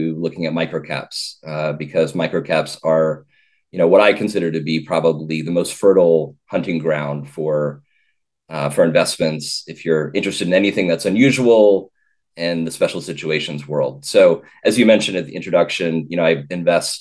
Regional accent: Richmond, Virginia, United States; also born or lived in Beijing, China / Hong Kong; I grew up in Richmond, Virginia

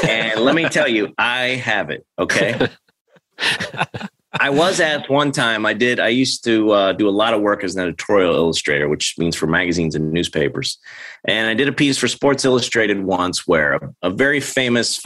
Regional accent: St. Louis, Missouri, United States; I'm from St. Louis, and the Cardinals play here.

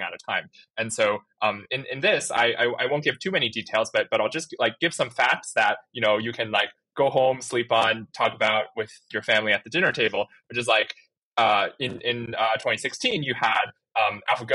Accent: Chandler, Arizona, United States; I'm actually from Chandler, Arizona

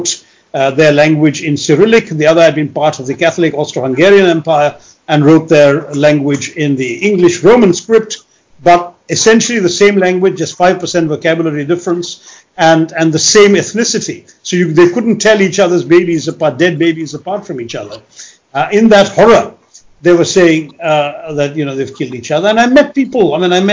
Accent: India; as an Indian

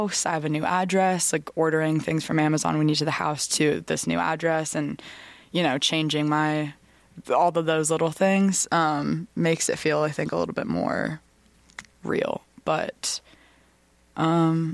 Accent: Vermont, United States; growing up in Vermont is very sheltered

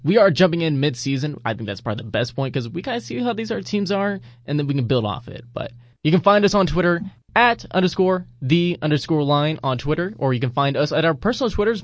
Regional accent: San Antonio, Texas, United States; moved away; also born or lived in Dallas; I grew up in San Antonio

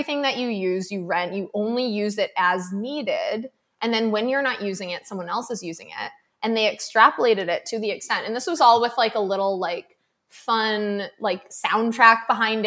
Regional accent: Massachusetts, United States; I grew up in Massachusetts, like I grew up in like a coastal community

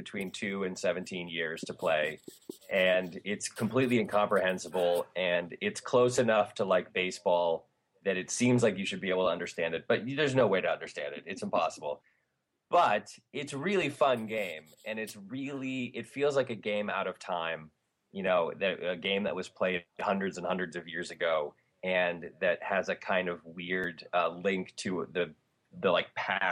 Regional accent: Hartford, Connecticut, United States; I grew up in Hartford, Connecticut

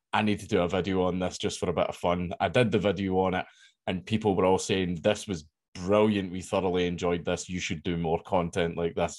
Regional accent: Coatbridge, Scotland, United Kingdom; I grew up in Coatbridge. That's where I grew up and everything.

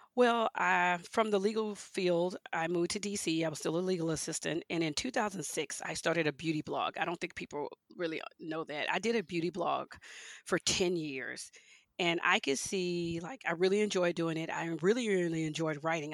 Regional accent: Houston, Texas, United States; also born or lived in Leesville, Louisiana; I grew up in Houston, Texas

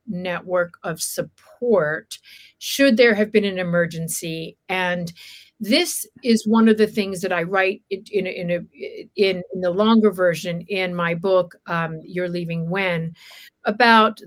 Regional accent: Alabama, United States; also born or lived in Wilmington, Delaware; now in Los Angeles, United States; I was born in Alabama, and at a certain point, my father's businesses tanked. We uprooted ourselves. We lost our home, lost the businesses. We drove to live with my aunt in Delaware, Wilmington, Delaware

